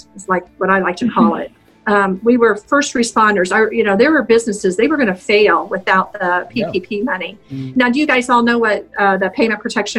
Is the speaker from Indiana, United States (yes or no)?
yes; Indianapolis, Indiana, United States; also born or lived in -; I grew up in Indianapolis, on the east side of Indianapolis.